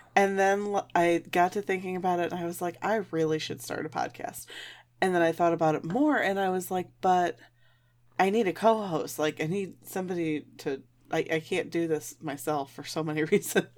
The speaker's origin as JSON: {"language": "English", "region": "Michigan", "country": "United States", "tie": "born or raised there", "said": "I grew up in Michigan."}